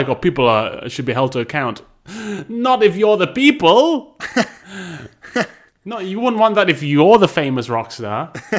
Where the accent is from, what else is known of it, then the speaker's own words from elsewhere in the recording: Boise, Idaho, United States; Back in my hometown of Boise, Idaho, we didn't, all this sort of thing.